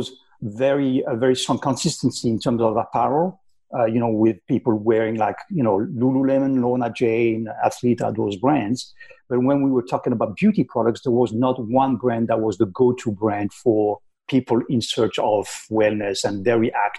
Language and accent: English; Paris, Île-de-France, France; English is a second language; moved away as an adult; now in United States; I'm from Paris in France, but I've been in the US now for quite a while.